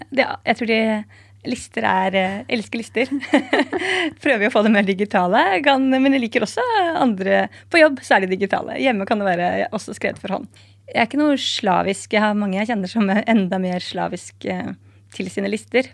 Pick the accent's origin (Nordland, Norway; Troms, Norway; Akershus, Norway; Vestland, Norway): Akershus, Norway; Nesodden; now in Oslo, Norway; Jeg kommer fra Nesodden, bor i byen på Torshov Sandaker